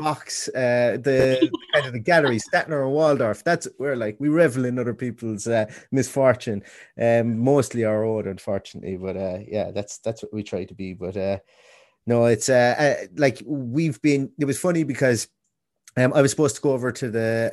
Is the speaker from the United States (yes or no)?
no; Ireland; two Irish muckers here